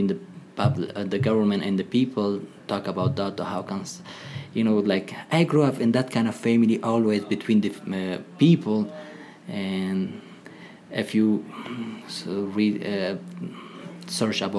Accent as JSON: {"language": "English", "region": "Laghman", "country": "Afghanistan", "tie": "born or raised there", "also_born_or_lived": "Peshawar, Pakistan / Virginia, United States", "second_language": "English", "moved": "as an adult", "lives_now": "United States", "said": "I'm from east of Afghanistan. I'm from Lahman"}